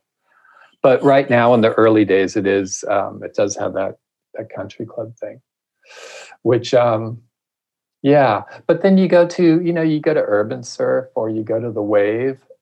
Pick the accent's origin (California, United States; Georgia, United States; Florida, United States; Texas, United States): California, United States; Huntington Beach; moved away; also born or lived in San Francisco; I grew up in Huntington Beach in Southern California